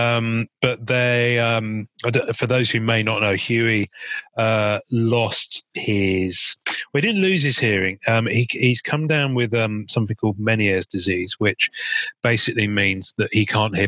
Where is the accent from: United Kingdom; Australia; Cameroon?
United Kingdom; England; I am English and I am in England